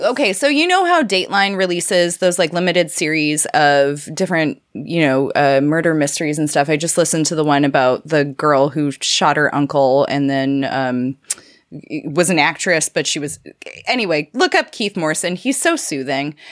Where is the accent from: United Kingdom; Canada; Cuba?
Canada; I'm a Canadian